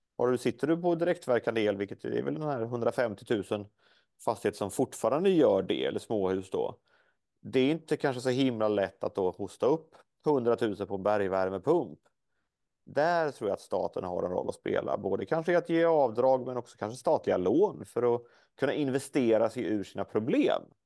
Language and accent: Swedish; Småland, Sweden; hemma i Småland där jag kommer ifrån